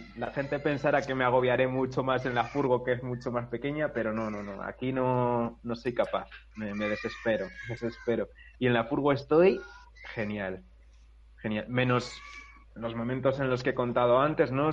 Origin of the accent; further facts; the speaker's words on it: Segovia, Castile and León, Spain; en mi pueblo de Segovia